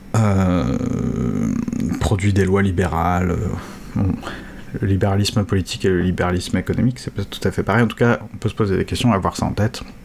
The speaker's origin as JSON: {"language": "French", "country": "France", "said": "en tant que Français"}